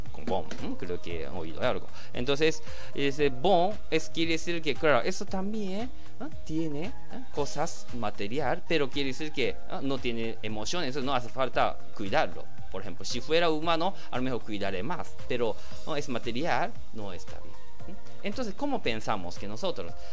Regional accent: Japan; Spanish is a second language; los japoneses también estamos trabajando mucho

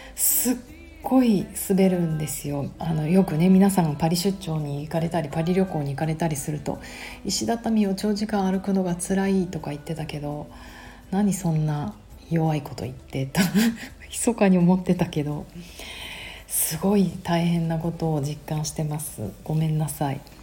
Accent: Tokyo, Japan; 私東京生まれ、東京育ちなので、シティガール

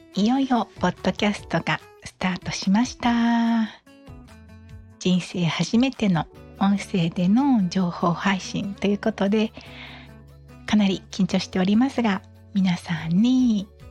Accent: Okinawa, Japan; 私は沖縄生まれの沖縄育ちです

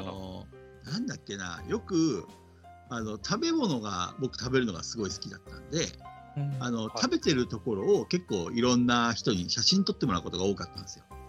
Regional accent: Asahikawa, Hokkaido, Japan; moved away as an adult; also born or lived in Tokyo / Nagoya; now in Hiroshima, Japan; 僕は旭川出身、旭川育ちで、18まで旭川にいました。

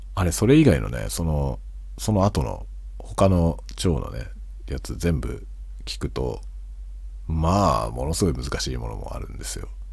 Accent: Tokyo metropolitan area, Japan; moved away as an adult; now in Hokkaido, Japan; 僕は首都圏の出身なんだけど、北海道に移住してきて、北海道に住んでる

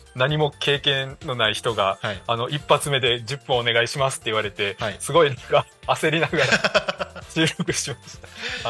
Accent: Higashikagawa, Kagawa, Japan; moved away; 四国の僕の地元の人

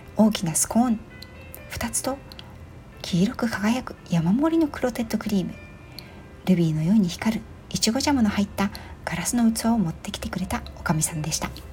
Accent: Yokohama, Kanagawa, Japan; 横浜市の中心街で育った

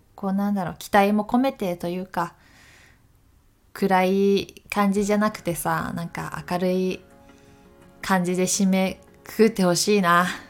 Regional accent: Takayama, Gifu, Japan; moved away as an adult; also born or lived in Tokyo; 私も岐阜県の高山市出身で雪が割と降る地域だったので

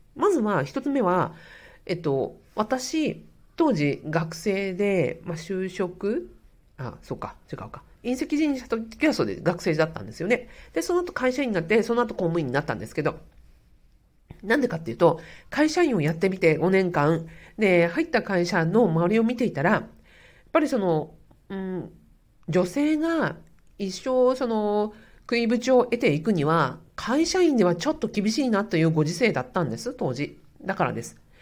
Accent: Hokkaido, Japan; 北海道の田舎に育ってます。

